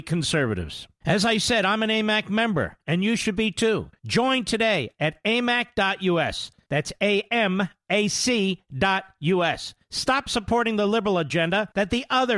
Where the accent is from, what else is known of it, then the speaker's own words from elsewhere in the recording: Pennsylvania, United States; I'm from Pennsylvania